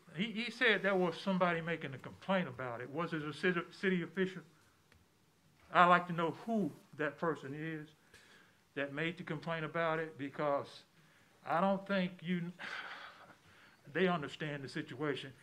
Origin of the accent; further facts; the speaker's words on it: Auburn, United States; I'm from Auburn. I was born and raised in Auburn